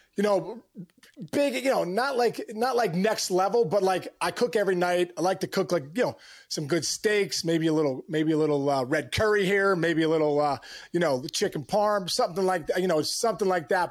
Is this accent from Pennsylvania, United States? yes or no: yes; Upper St. Clair, Pennsylvania, United States; I'm from Pittsburgh, and, you know, a suburb called Upper Saint Clair